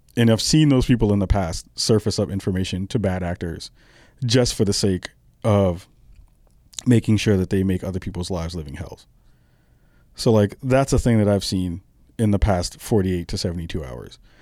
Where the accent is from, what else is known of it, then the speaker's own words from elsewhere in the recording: New York, United States; I'm a kid from the, the early, I'm sorry, the late seventies who was born and raised in New York